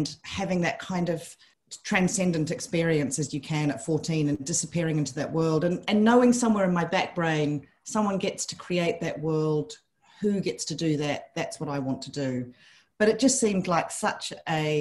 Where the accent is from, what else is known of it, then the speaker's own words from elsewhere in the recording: New Zealand; moved away; I grew up in New Zealand